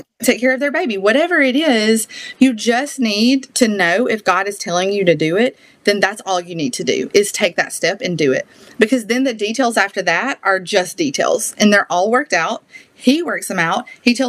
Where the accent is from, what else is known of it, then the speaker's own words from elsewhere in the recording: the South, United States; accent: Southern; I did not appreciate my Southern accent until I went on the world race